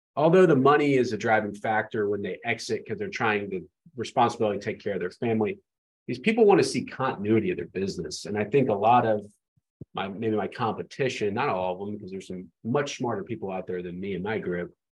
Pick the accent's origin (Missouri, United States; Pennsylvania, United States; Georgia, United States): Georgia, United States; Atlanta; I grew up in Atlanta